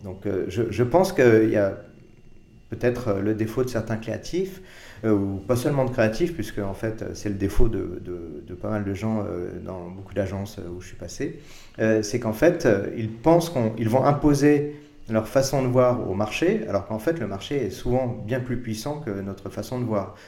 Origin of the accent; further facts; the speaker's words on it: Paris, Île-de-France, France; je suis né à Paris euh, en 1964